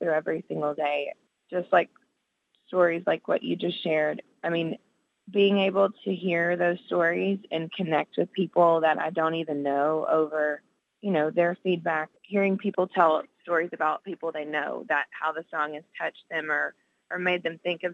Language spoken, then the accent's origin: English; Nashville, Tennessee, United States; I grew up in Nashville and listening to Christian radio